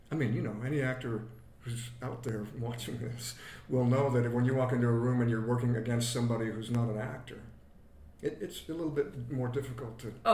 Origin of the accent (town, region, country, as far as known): Anchorage, Alaska, United States; born or raised there; moved away; also born or lived in Salt Lake City, Utah